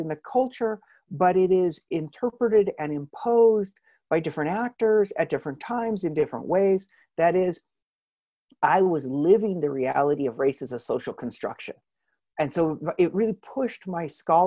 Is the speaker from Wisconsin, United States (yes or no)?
no; Hawaii, United States; moved away; also born or lived in Missouri / Princeton, New Jersey; I was born and raised in Hawaii along with an older brother.